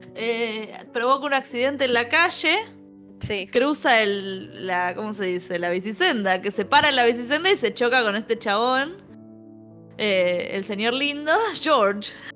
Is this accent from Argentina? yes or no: yes; Buenos Aires, Argentina; los porteños que no nos gusta viajar